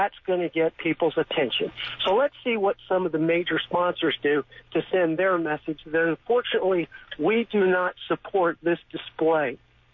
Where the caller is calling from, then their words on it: Jacksonville Beach, Florida, United States; I'm calling from Jacksonville Beach.